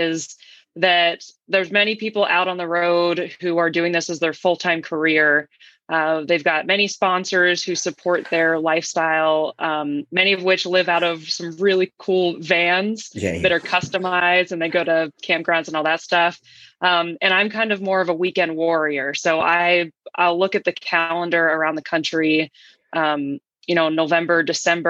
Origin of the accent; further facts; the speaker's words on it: Philadelphia, Pennsylvania, United States; I'm from Philadelphia, Pennsylvania originally